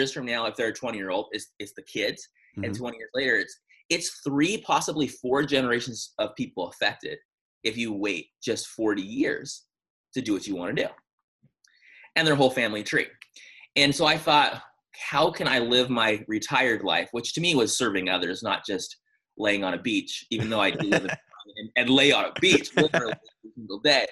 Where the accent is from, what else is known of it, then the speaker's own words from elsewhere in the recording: San Diego, California, United States; I'm from San Diego